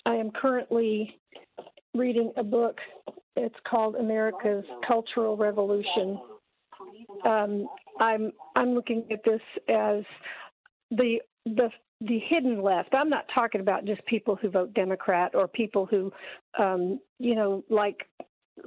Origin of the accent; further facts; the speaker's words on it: Memphis, Tennessee, United States; now in Springfield, Missouri, United States; I am in Springfield, Missouri, but I am a transplanted Memphian. Been here a while.